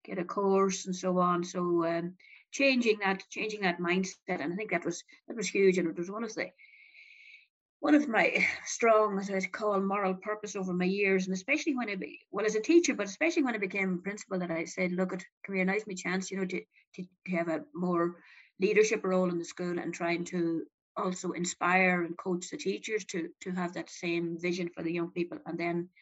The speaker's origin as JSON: {"language": "English", "area": "Donegal", "region": "Ulster", "country": "Ireland", "tie": "born or raised there", "also_born_or_lived": "Galway / Dublin", "moved": "as an adult", "said": "I was born and reared in Donegal"}